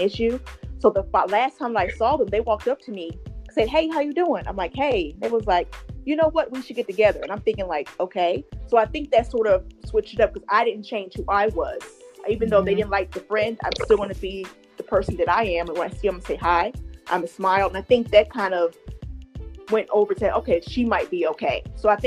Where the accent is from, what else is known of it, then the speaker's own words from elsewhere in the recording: Georgia, United States; also born or lived in Ohio; I moved from Ohio back home to Georgia a couple of years ago